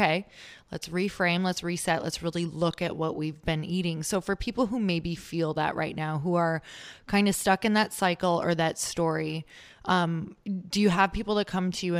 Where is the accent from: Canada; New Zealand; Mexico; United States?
United States; Midwest; because I grew up in the Midwest.